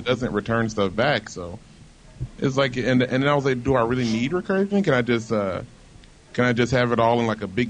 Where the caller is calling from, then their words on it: Virginia Beach, Virginia, United States; Hey, Bobby. It's … from Virginia Beach.